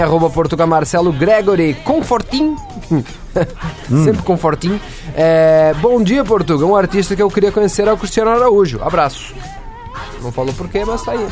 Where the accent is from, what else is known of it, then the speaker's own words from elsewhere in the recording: Marau, Rio Grande do Sul, Brazil; Eu sou de Marau